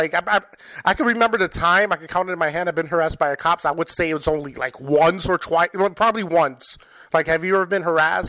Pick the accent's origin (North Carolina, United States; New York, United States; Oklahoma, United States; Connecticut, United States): New York, United States; New York City; moved away; I'm originally from New York City myself in Spanish Harlem.